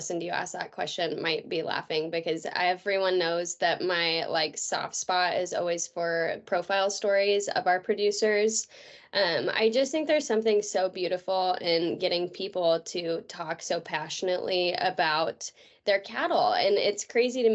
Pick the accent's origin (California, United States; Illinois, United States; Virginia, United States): California, United States; moved away as an adult; also born or lived in Oklahoma; now in Missouri, United States; I was born and raised in Denera, California